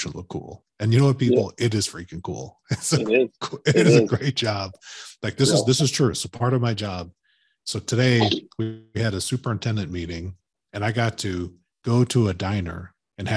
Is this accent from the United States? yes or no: yes; Chicago, Illinois, United States; now in Sacramento, United States; I grew up in Chicago